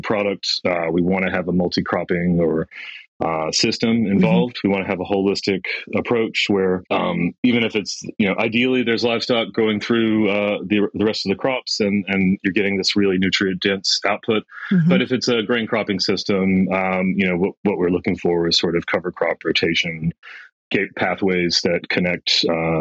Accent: United States; moved away as an adult; also born or lived in New York; now in Western Australia, Australia; My background, you can hear from my accent. I'm from United States

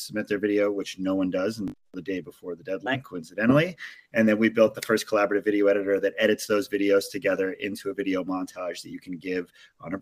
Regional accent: Maui, Hawaii, United States; I come from in Maui, Hawaii, which is where I was born and raised

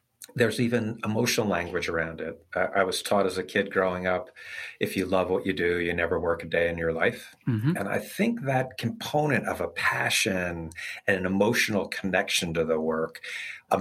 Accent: Hudson River Valley, New York, United States; Bob and I both grew up in the Hudson River Valley

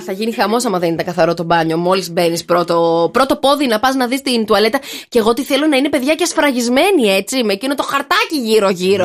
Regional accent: Thessaloniki, Central Macedonia, Greece; στην πόλη μου

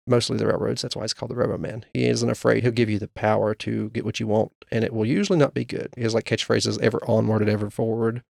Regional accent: Appalachia, United States; as Appalachian residents

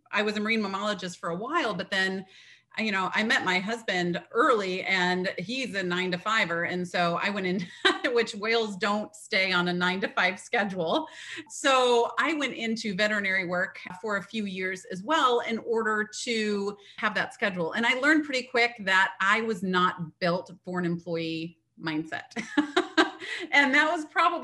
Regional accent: Midwest, United States; now in Atlantic coast, United States; I am a girl from the Midwest that ended up in on the Atlantic coast here.

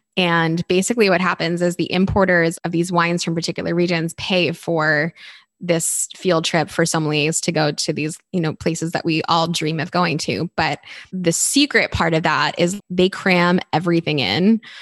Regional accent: Garnet Valley, Pennsylvania, United States; I grew up outside of Philadelphia in a small town called Garnet Valley

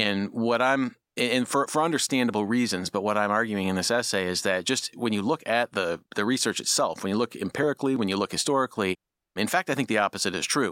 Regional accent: Midwest, United States; moved away; I'm from the Midwest

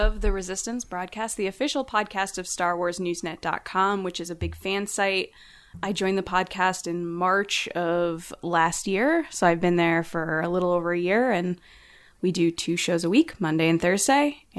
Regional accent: Connecticut, United States; I'm from Connecticut

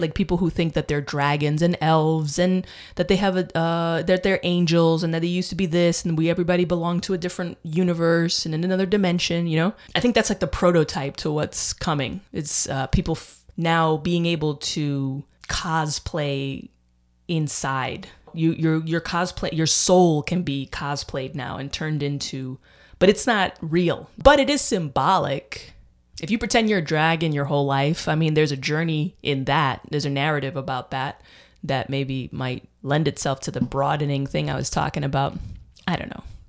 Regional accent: United States; also born or lived in Dominican Republic; I'm American. And I, you know, I speak fluent Spanish. I lived in, I went to high school in Dominican Republic. I'm American, though

